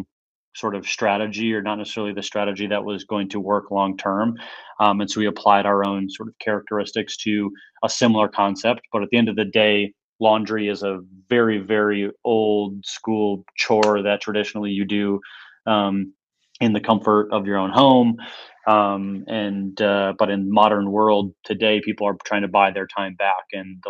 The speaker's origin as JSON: {"language": "English", "region": "Minnesota", "country": "United States", "tie": "born or raised there", "said": "we were born and raised in Minnesota, small town."}